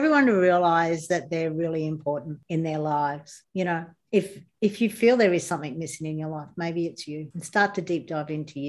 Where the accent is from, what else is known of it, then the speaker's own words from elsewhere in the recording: New South Wales, Australia; now in Queensland, Australia; I was born in New South Wales, but I lived in Queensland. I moved up here in 1977.